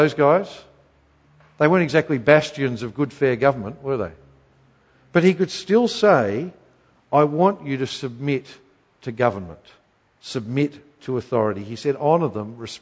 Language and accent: English; Queensland, Australia; I grew up in Queensland